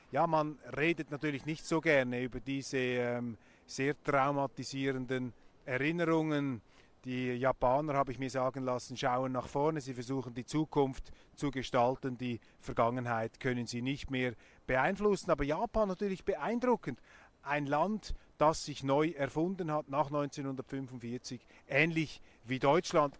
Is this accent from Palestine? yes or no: no; Switzerland; als Schweizer